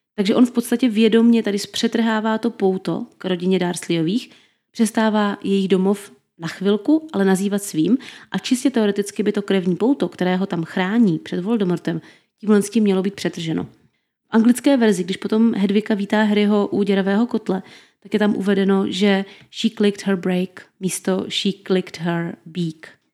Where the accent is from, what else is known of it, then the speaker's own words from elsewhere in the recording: Brno, South Moravian Region, Czechia; my Brňáci, někteří stále ještě říkáme DRFG aréně